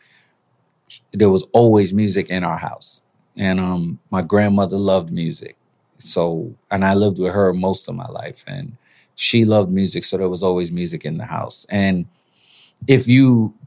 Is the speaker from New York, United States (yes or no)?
yes; New York City, New York, United States; also born or lived in Panama; I was born in Panama, raised in Brooklyn.